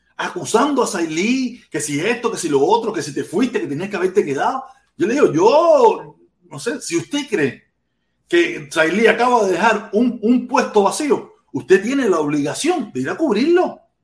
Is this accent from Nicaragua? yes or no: no; Cuba; moved away; que nos fuimos de Cuba